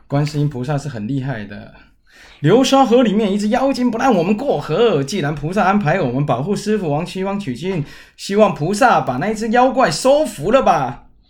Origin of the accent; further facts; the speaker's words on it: Kaohsiung, Taiwan; 万寿山不就是在我们老家后面吗？高雄有一个万寿山呢